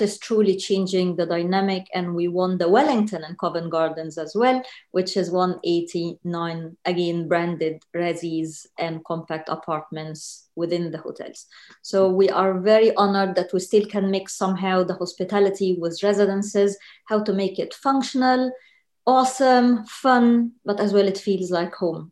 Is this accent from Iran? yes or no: no; Egypt; moved away as an adult; now in London, United Kingdom; Egypt, born and raised uh, in Egypt, moved to London 2008